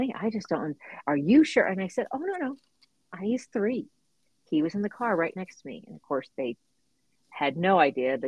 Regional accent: La Porte, Texas, United States; I got to grow up on the waterfront of Texas, down near NASA. So my little town is called La Porte.

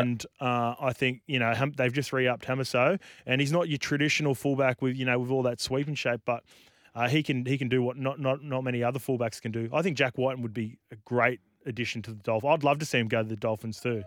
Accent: New Zealand; as a Kiwi

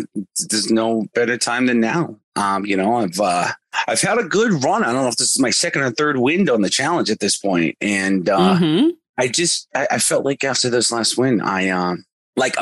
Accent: Boston, Massachusetts, United States; I'm from Boston

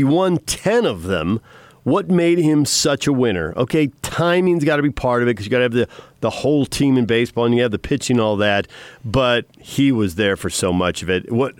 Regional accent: Southern California, United States; I grew up in Southern California

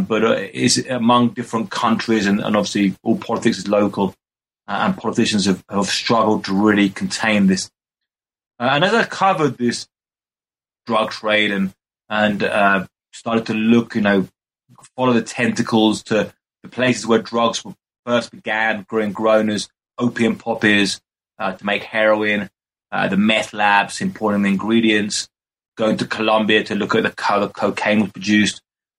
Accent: Brighton, South East England, United Kingdom; now in Mexico; Partly growing up in Brighton, England, is a place with a very high consumption of drugs.

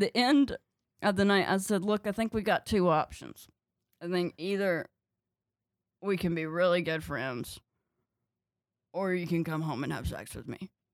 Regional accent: North Carolina, United States; moved away; also born or lived in Chicago

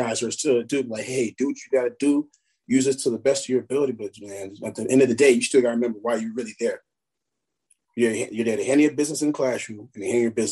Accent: Murray, Kentucky, United States; that's my hometown, you know, I take a lot of pride coming from Murray

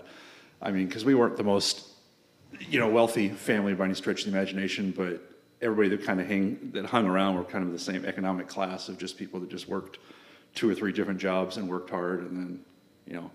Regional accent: Raymond, Washington, United States; I was born and raised here in Raymond. I went to Raymond Elementary School, Raymond High School

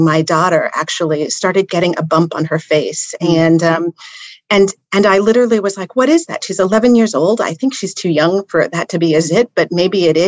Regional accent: Indianapolis, Indiana, United States; also born or lived in Cincinnati, Ohio / Ankara, Turkey / Basel, Switzerland; spent my time in Indianapolis through kindergarten through 12th grade

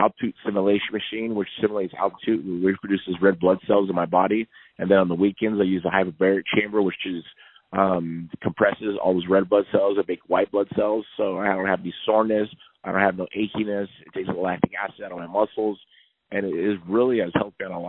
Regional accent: United States; I have Mexican descent in my blood, but I'm American at the end of the day

